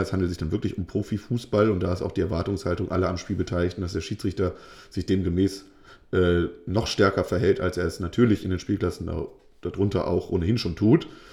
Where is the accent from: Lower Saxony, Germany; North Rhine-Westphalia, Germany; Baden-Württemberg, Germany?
Lower Saxony, Germany; bei uns in Niedersachsen jetzt, äh, in Norddeutschland.